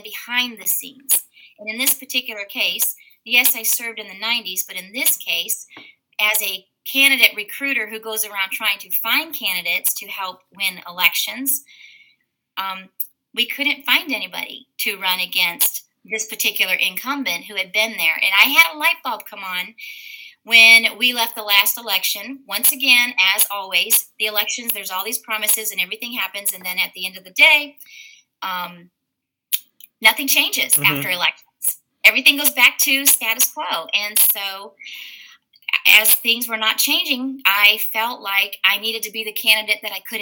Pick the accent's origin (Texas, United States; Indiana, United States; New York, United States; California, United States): Indiana, United States; now in Alabama, United States; I'm actually from Indiana